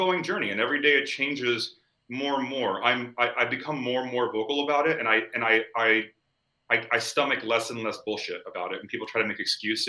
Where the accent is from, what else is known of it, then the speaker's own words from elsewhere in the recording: Miami, Florida, United States; I'm from Miami. I'm as Cuban as they get.